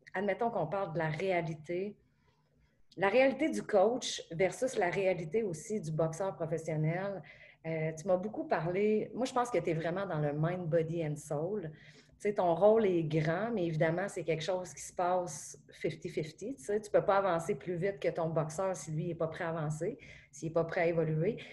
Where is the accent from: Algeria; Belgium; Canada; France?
Canada; Beauce, Quebec; je suis une photographe, que je viens de la Beauce